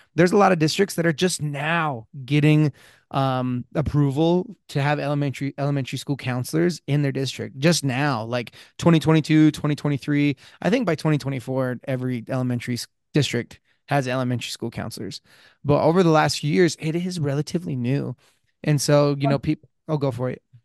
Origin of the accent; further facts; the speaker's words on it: Blanding, Utah, United States; I grew up in San Juan County